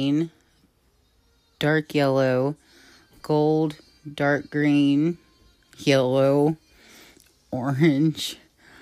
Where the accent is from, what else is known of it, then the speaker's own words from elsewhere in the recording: Ohio, United States; my home state of Ohio